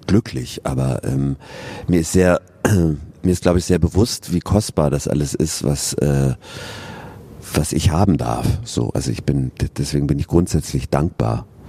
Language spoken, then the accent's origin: German; Regensburg, Bavaria, Germany; born or raised there; moved away as an adult; also born or lived in Cologne / Bern / Augsburg; now in Bochum, Germany